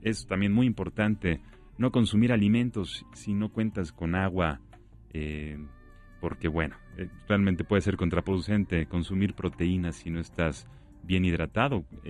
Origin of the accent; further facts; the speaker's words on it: Mexico; nuestro hermoso país